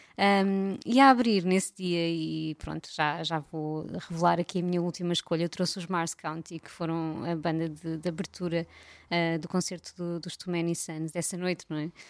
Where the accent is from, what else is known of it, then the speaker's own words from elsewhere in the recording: Algarve, Portugal; eu cresci no Algarve